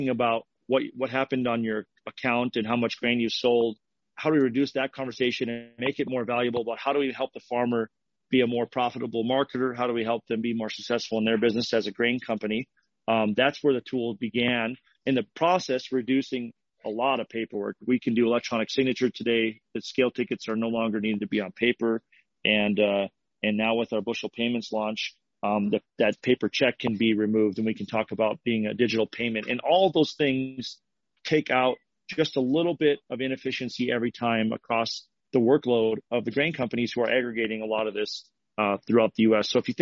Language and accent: English; Fargo, North Dakota, United States; I'm from Fargo, North Dakota.